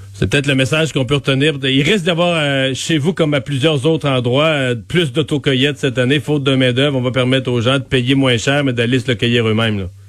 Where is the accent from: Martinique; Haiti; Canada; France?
Canada; Bas-Saint-Laurent, Quebec; je vous amène dans mon coin de pays, dans le bas du fleuve